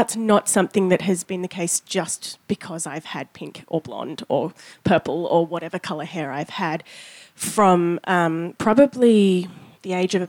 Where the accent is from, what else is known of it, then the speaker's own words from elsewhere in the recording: Australia; born there; I am also Australian born, and have had an interesting experience being Eurasian